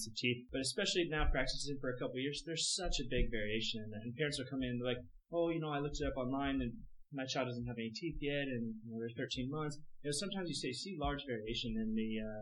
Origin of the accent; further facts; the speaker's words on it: Sarasota, Florida, United States; I grew up in Sarasota, Florida, West Coast, about an hour south of Tampa